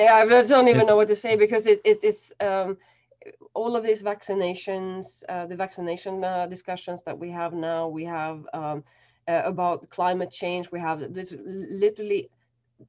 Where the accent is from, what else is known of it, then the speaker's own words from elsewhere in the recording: central Sweden, Sweden; now in Berlin, Germany; I grew up in a really small, pardon my French, but shitty, still working town in sort of mid Sweden